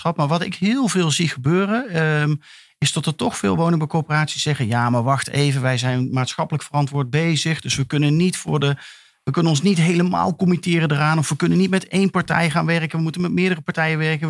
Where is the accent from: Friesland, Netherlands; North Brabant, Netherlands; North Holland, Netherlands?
North Brabant, Netherlands; Eindhoven; ik kom uit Eindhoven, dus ik ben uh, eh, PSV-fan